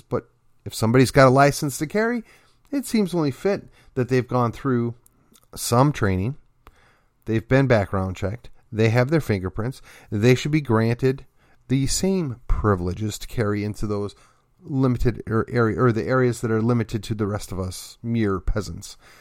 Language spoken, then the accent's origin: English; McKinney, Texas, United States; my hometown of McKinney